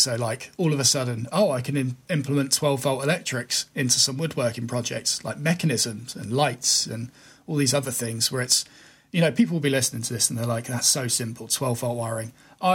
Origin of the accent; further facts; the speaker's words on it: United Kingdom; as a Brit